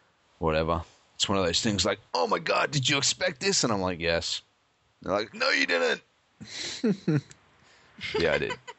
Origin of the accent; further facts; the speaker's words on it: Australia; I'm an Australian